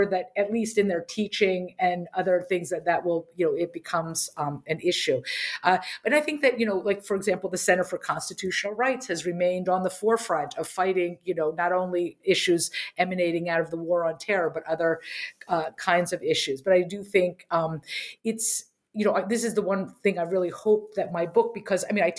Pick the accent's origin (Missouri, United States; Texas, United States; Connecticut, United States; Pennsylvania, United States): Pennsylvania, United States; Harrisburg; I grew up in Harrisburg, Pennsylvania